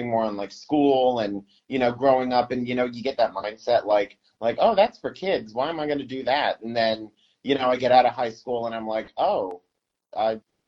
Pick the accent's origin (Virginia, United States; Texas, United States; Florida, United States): Florida, United States; Winter Haven; now in Haines City, United States; I was born and raised in Winter Haven, Florida, which is about 40 minutes from Walt Disney World, an hour from Orlando